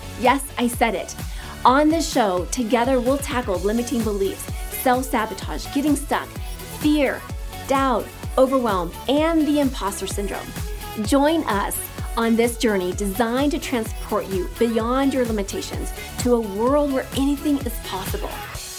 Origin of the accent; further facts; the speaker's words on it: Kansas, United States; accent: Kansas twang; I'm from Kansas. I'm going to do my little Kansas twang.